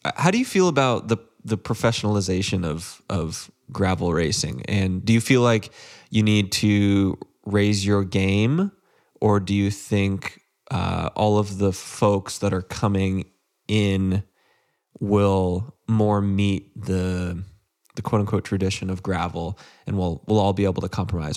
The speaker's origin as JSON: {"language": "English", "region": "Central Texas", "country": "United States", "tie": "born or raised there", "said": "I grew up in Central Texas"}